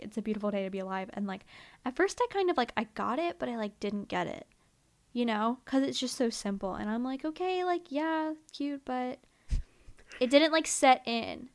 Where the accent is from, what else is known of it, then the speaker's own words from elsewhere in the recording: near Philadelphia, Pennsylvania, United States; moved away; I grew up in Philly, you know?" And, or, like, near Philly